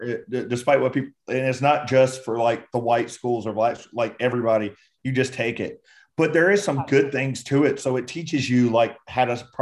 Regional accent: Texas, United States; also born or lived in Georgia / North Carolina; So I was born in Georgia and I grew up between Texas and North Carolina.

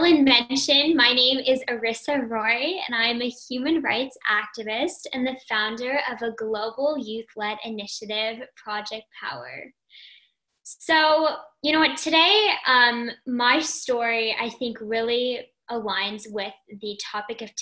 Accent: Toronto, Ontario, Canada; I'm from Toronto, Canada

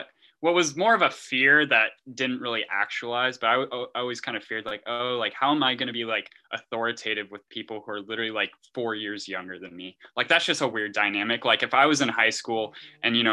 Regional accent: Lakeport, California, United States; moved away as an adult; now in San Luis Obispo, United States; I'm from Lakeport, California, which is a town you will never go

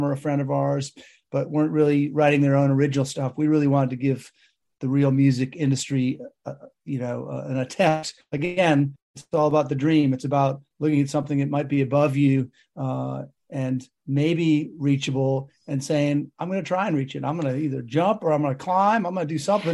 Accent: Chicago, Illinois, United States; moved away as an adult; We had a great international community there of people from all over the world. It's a melting pot, obviously, Chicago

